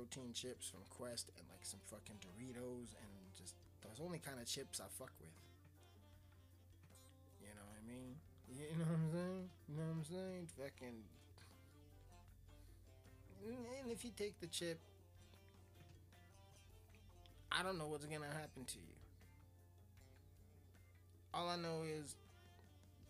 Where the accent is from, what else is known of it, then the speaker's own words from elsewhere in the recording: Colorado, United States; I'm from Colorado. I'm from a very small place in Colorado.